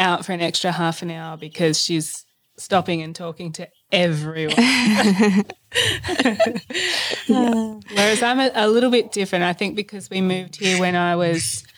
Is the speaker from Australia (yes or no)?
yes; Barraba, New South Wales, Australia; also born or lived in Sydney; We moved up from Sydney when I was in year five and started the new school and Jody at Barrabool Central